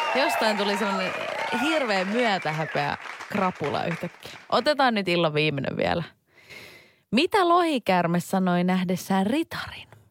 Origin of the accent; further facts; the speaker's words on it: Turku, Southwest Finland, Finland; accent: Turku dialect; minä Turusta on kotoisin, niin kyllä tää vaan, tämä murra tarttuu